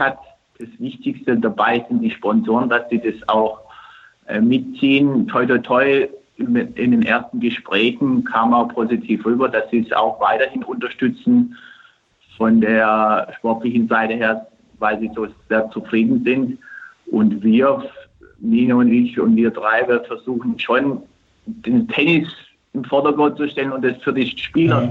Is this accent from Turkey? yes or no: yes; Turkey; moved away; in meiner Heimat